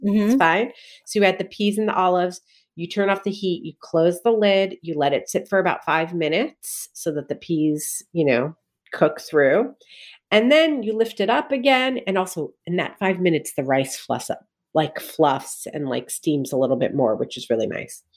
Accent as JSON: {"language": "English", "region": "New Jersey", "country": "United States", "tie": "born or raised there", "said": "I grew up in Jersey"}